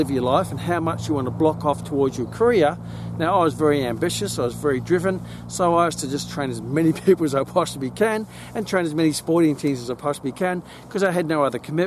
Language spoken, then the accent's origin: English; Gold Coast, Queensland, Australia; I grew up on the Gold Coast, on the beaches and the golden beaches.